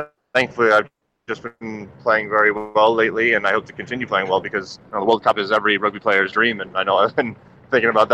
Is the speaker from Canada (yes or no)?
yes; Canada; being Canadian